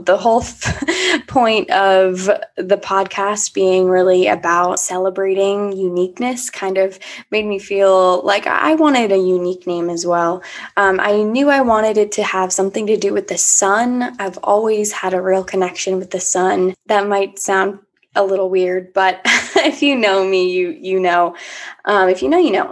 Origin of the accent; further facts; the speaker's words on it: Annandale, Virginia, United States; moved away as an adult; also born or lived in Washington, D.C. / St. Petersburg, Florida; now in Richmond, United States; I'm from Annandale, Virginia, right now living in Richmond, Virginia